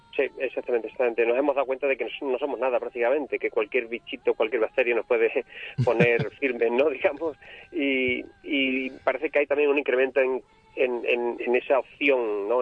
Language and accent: Spanish; Burguillos del Cerro, Extremadura, Spain